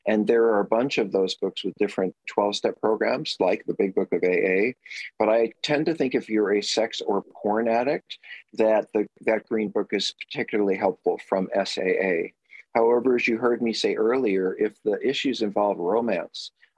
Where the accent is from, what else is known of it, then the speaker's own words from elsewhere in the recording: New York, United States; moved away; I'm a New Yorker